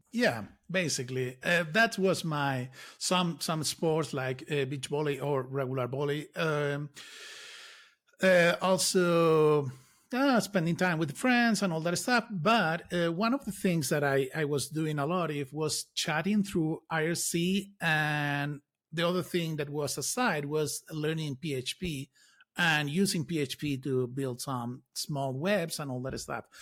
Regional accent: Lanzarote, Canary Islands, Spain; I grew up in Canary Islands

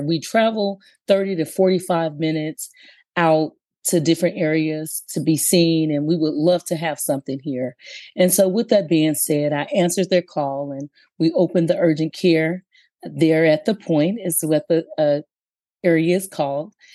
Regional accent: Aberdeen, Mississippi, United States; moved away as an adult; now in California, United States; I was born and raised in Aberdeen, Mississippi, but now my home is California.

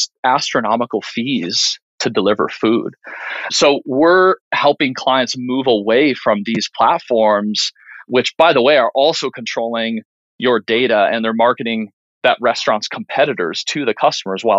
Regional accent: Minnesota, United States; when I grew up in Minnesota

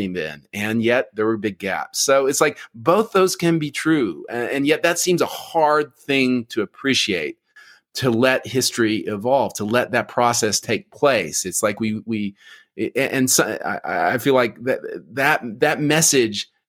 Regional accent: Oklahoma, United States; I grew up in Oklahoma

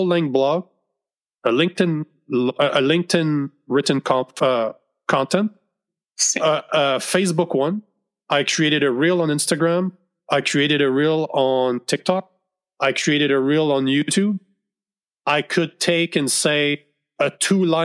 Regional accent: Canada; I'm Canadian

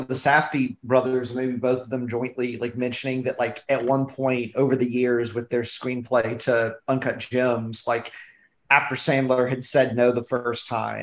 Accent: Alabama, United States; I'm from Alabama

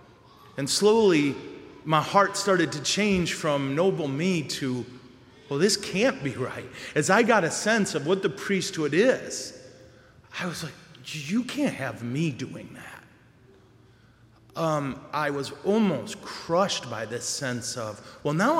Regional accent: Montrose, Michigan, United States; I'm from Montrose

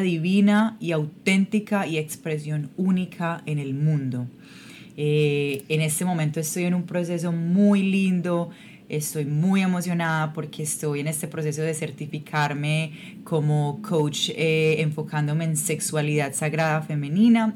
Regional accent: Medellín, Antioquia, Colombia; moved away as an adult; yo soy yo soy de Colombia, yo soy de Medellín, Colombia

